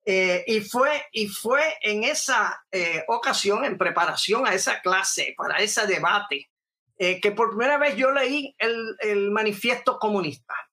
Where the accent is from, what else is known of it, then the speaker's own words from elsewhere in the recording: New York, United States; born there; Yo eh, nací como tal en Nueva York, eh, eh, hijo de unos inmigrantes puertorriqueños que fueron allá con el propósito de, tratar, ¿verdad? De, de procurarse una mejor vida